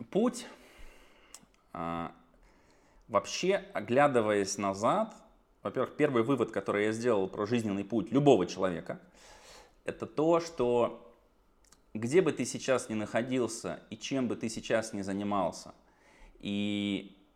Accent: Kemerovo, Kemerovo Oblast, Russia; born there; now in Saratov, Russia; Я родился в Сибири, в Кемерово. Потом оттуда уехали. В итоге я живу в Саратове

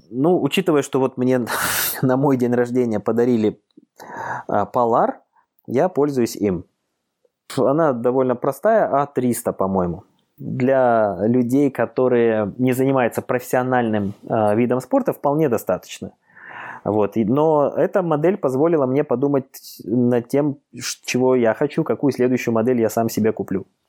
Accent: Khabarovsk, Khabarovsk Krai, Russia; now in Moscow, Russia; живу я в Москве, хотя сам я вообще-то из Дальнего Востока, из Хабаровска, мой родной город

